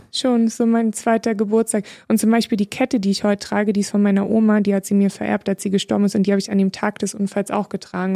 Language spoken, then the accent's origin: German; Berlin, Germany; ist ja meine Heimat. Ich bin ja Urberlinerin